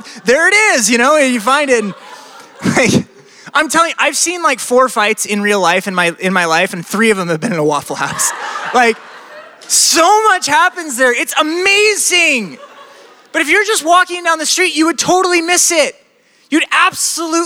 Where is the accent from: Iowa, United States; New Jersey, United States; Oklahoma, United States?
Iowa, United States; I'm from Iowa